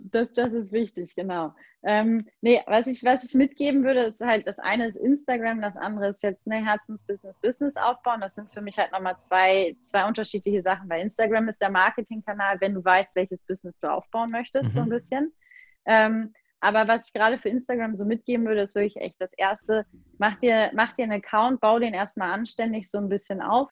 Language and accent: German; Germany; als Deutsche